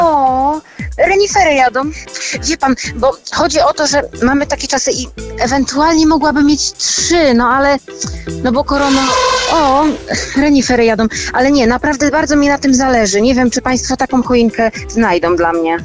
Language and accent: Polish; Bydgoszcz, Kuyavian-Pomeranian Voivodeship, Poland; Z Bydgoszczy